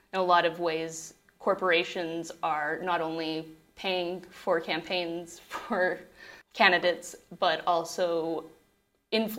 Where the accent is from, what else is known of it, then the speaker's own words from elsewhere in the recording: Morenci, Arizona, United States; I grew up in Morenci, Arizona